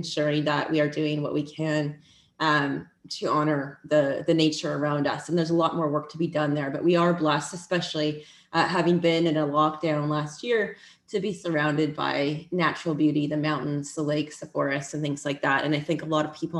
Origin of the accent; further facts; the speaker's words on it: Vancouver, British Columbia, Canada; also born or lived in Cayman Islands / Honolulu, Hawaii; I grew up in Vancouver, BC